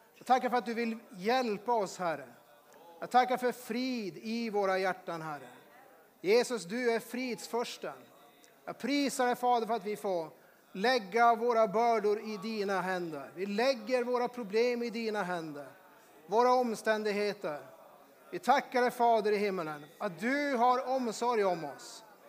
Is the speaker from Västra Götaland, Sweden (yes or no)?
no; Norrbotten County, Sweden; moved away; Jag kommer från Norrbotten